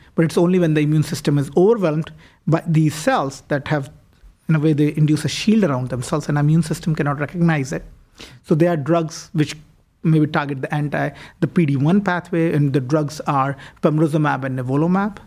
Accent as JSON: {"language": "English", "town": "New Delhi", "region": "Delhi", "country": "India", "tie": "born or raised there", "also_born_or_lived": "Toronto, Canada", "moved": "as an adult", "lives_now": "Cleveland, United States", "said": "I was born and raised in India. Uh, w, did most of my high school education as well as my medical school in New Delhi"}